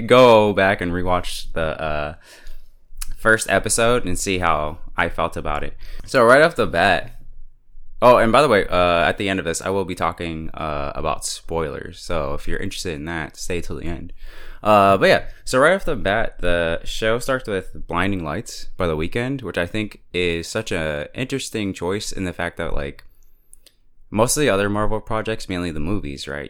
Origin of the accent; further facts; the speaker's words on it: United States; as an American